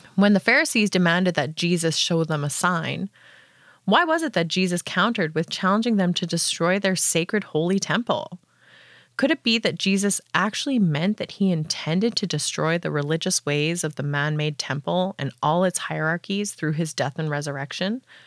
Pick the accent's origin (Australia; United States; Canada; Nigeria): Canada; I'm from Paneemutang First Nation in Treaty Two territory